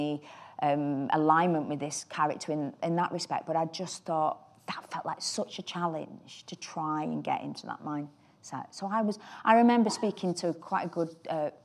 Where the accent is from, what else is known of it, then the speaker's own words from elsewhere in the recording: United Kingdom; as a British woman